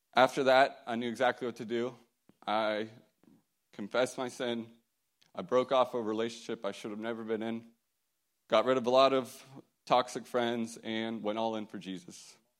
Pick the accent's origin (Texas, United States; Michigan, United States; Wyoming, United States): Texas, United States; Fort Worth; I grew up in the Fort Worth, Texas area